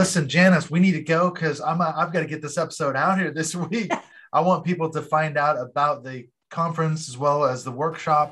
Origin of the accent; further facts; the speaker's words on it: Seattle, Washington, United States; moved away as an adult; also born or lived in Portland, Oregon; I grew up in Seattle and then we moved down to Portland